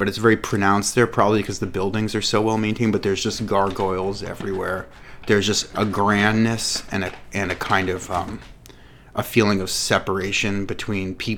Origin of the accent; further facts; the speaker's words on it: Boston, Massachusetts, United States; now in New York, United States; I grew up in Boston, but my whole family are from New York